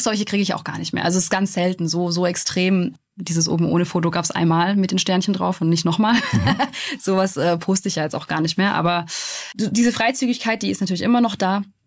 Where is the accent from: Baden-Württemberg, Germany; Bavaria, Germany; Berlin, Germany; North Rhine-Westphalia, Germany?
Baden-Württemberg, Germany; Stuttgart; es ist halt meine Heimat